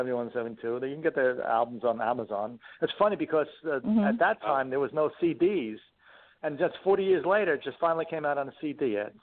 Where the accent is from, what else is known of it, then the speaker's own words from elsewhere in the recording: New York City, New York, United States; We grew up in Queens, Forest Hills, went to junior high school